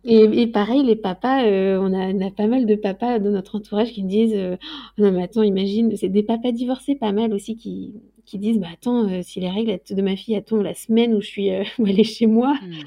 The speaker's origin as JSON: {"language": "French", "area": "Loir-et-Cher", "region": "Centre-Val de Loire", "country": "France", "said": "je viens du Loir-et-Cher"}